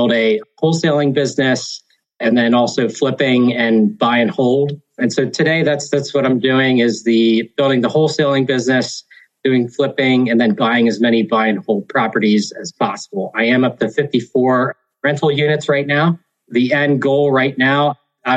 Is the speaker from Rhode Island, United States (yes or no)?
no; Hershey, Pennsylvania, United States; Born and raised in Hershey, Pennsylvania.